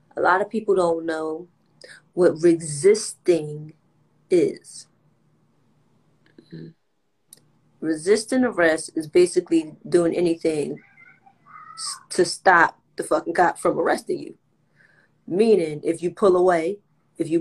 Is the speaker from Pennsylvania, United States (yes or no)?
yes; Philadelphia, Pennsylvania, United States; us from Philly